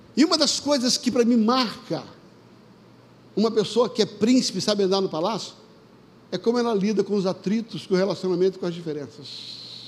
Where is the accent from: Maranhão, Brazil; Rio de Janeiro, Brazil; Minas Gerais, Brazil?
Rio de Janeiro, Brazil; quando eu era garoto pequeno, lá no Vidigal